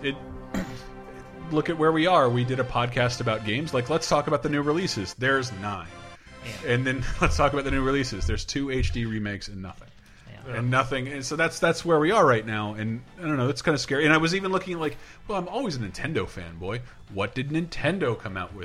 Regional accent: Tallahassee, Florida, United States; moved away; I'm from Florida, so I have tons of friends back home who fish constantly

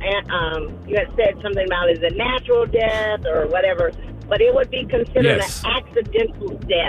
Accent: Houston, Texas, United States; I'm from Houston, so, I mean, it was very, very bad.

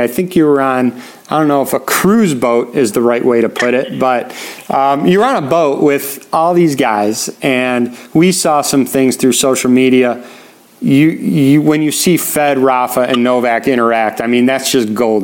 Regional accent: Chicago, Illinois, United States; in my hometown right after it was in Chicago

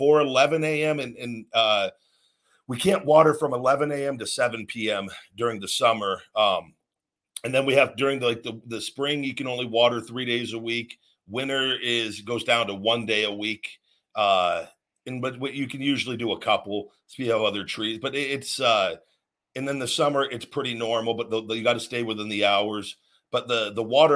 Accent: Las Vegas, Nevada, United States; moved away as an adult; also born or lived in McDonough, Georgia / Louisville, Kentucky / Tampa, Florida; I was born and raised in Vegas

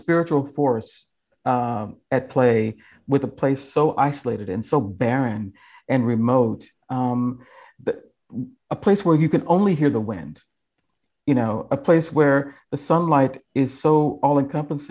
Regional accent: Kentucky, United States; now in California, United States; I've been home to Kentucky

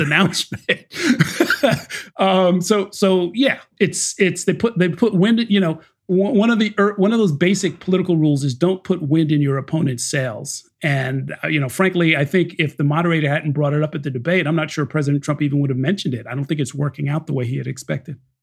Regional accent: New Rochelle, New York, United States; also born or lived in Harlem, New York City; now in New York City, United States; I grew up in New Rochelle

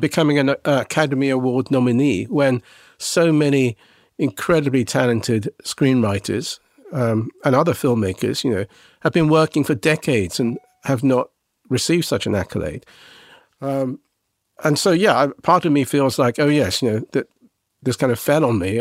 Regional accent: England, United Kingdom; I was a Japanese boy growing up in England.

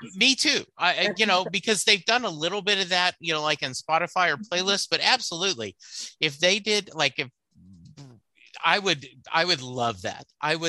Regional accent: Louisiana, United States; I grew up, I was born in Louisiana. And once my dad retired from Army and my mom and dad divorced, I moved to Louisiana.

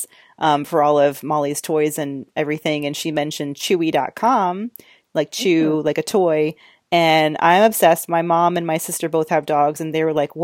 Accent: Georgia, United States; I'm from Georgia

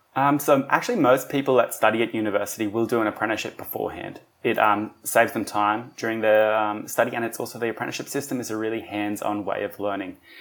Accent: Wollongong, New South Wales, Australia; also born or lived in Germany; I grew up here I do, however, have dual nationality. So I'm Australian

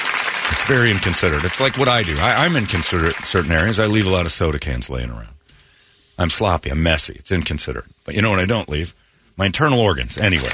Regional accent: United Kingdom; I smell fags. I'm British.

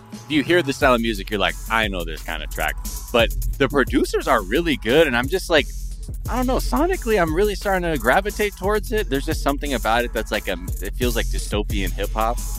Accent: Japan; moved away; growing up in Japan

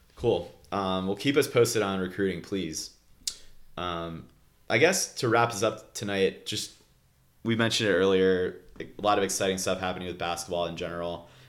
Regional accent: Cleveland, Ohio, United States; moved away; I grew up in Cleveland

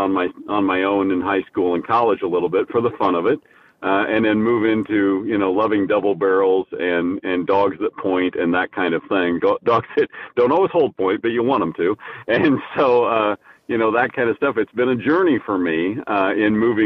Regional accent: Danville, Indiana, United States; also born or lived in Rockville, Indiana; I grew up in Indiana

